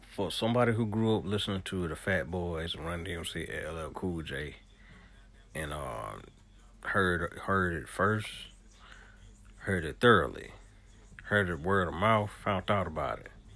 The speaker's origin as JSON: {"language": "English", "region": "the South", "country": "United States", "said": "I'm a Southerner."}